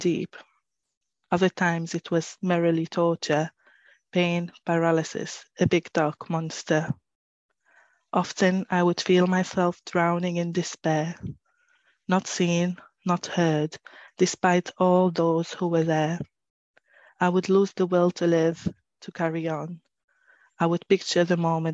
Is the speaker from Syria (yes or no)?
yes; Syria; moved away as an adult; now in Newcastle, United Kingdom; I'm originally from Syria. I moved to the UK about 10 years ago now